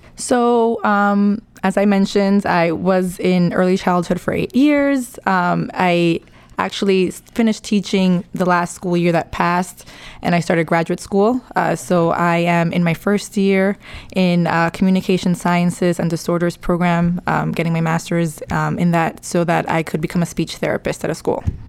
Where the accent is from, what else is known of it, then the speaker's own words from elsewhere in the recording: New York City, New York, United States; I'm from the Bronx. Um, born and raised